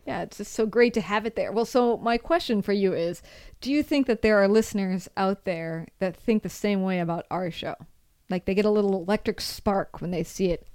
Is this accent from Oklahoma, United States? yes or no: no; Seattle, Washington, United States; moved away as an adult; also born or lived in Rome, Italy; now in San Francisco, United States; what I consider my hometown